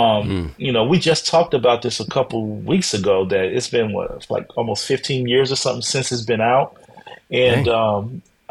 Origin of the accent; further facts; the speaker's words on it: Chicago, Illinois, United States; I'm from Chicago, so I've been doing Chicago house all my life